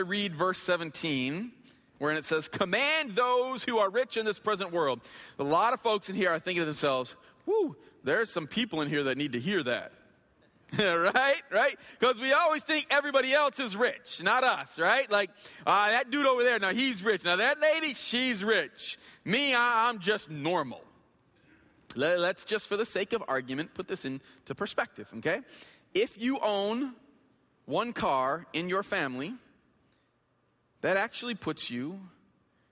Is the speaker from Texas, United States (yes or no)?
no; Flint, Michigan, United States; I grew up in Flint. I went to Flint Northern High School